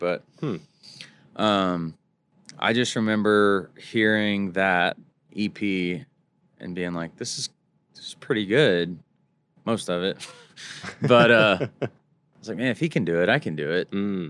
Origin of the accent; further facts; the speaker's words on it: Mesquite, Texas, United States; I grew up in a rodeo town called Mesquite.